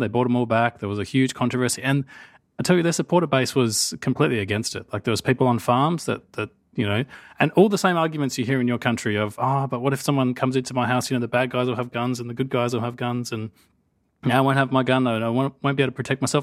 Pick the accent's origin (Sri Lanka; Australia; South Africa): Australia; I'm Australian